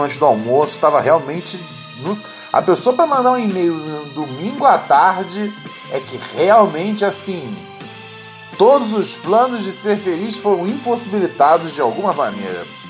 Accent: Brazil; Quem nunca foi criança brasileira, hein, meus amigos? Eu sei que eu fui.

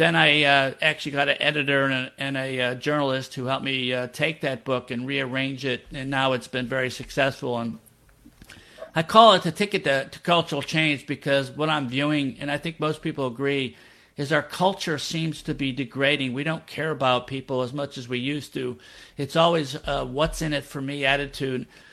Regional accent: Rochester, New York, United States; moved away as an adult; also born or lived in Boston, Massachusetts; now in New Orleans, United States; I'm originally from Rochester, New York.

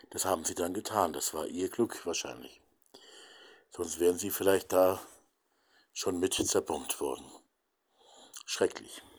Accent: Hamburg, Germany; born there; die Bomben auf meine Geburtsstadt Hamburg

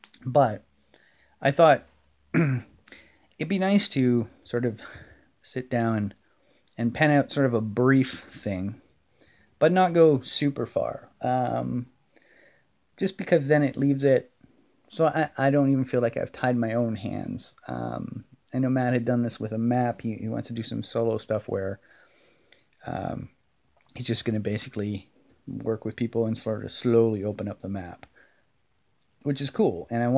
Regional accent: Scotland, United Kingdom; I'm kind of a once a year scotch drinker, even though I'm Scottish and I know there's lots of Scots that might be yelling blasphemous things at me.

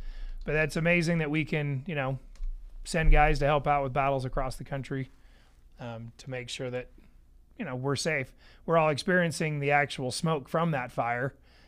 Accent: Idaho, United States; now in Cedar City, United States; do you have a lot of traffic here in Cedar City? I was from Idaho.

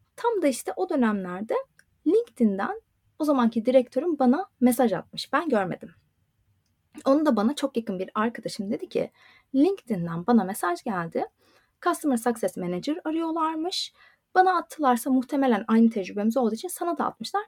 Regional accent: Turkey; first language Turkish; moved away as an adult; also born or lived in Istanbul; now in Dublin, Ireland; Türkçe bizim ana dilimiz

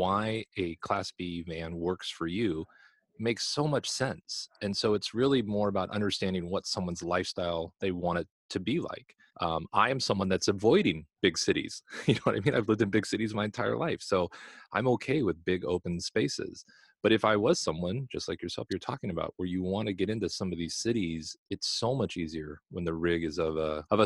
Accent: California, United States; moved away as an adult; I'm originally from California. I have probably seen maybe 20% of California when I lived there for almost 40 years

